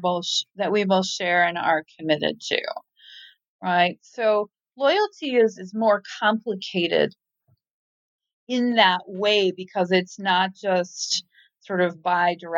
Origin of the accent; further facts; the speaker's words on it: Tacoma, Washington, United States; now in Newport, United States; I'm originally from Tacoma